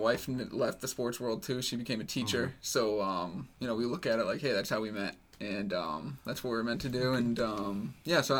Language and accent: English; New Hampshire, United States; I grew up in New Hampshire my whole life